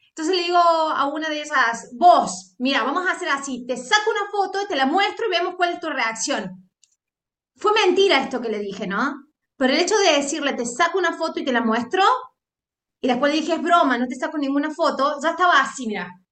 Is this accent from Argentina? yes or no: yes; Argentina; sos argentino